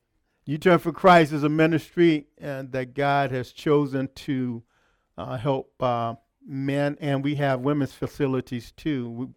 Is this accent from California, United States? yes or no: yes; Los Angeles, California, United States; moved away as an adult; I came from Los Angeles, California, back in 2000.